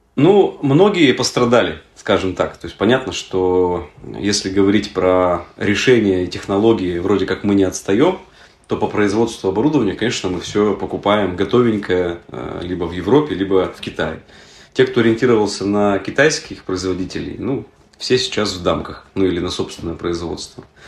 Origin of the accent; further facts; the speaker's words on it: Yekaterinburg, Sverdlovsk Oblast, Russia; Мы сами из Екатеринбурга